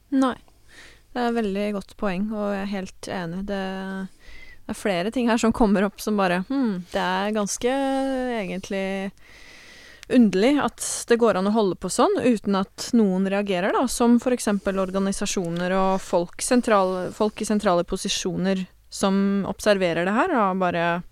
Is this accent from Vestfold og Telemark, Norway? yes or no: yes; Porsgrunn, Vestfold og Telemark, Norway; jeg er fra Porsgrunnsområdet